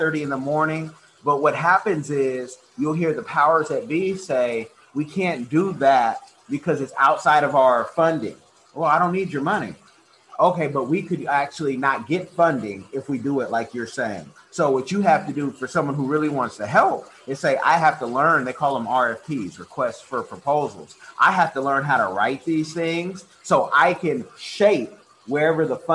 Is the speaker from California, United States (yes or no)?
yes; the Bay Area, California, United States; now in Florida, United States; I grew up in California in the Bay Area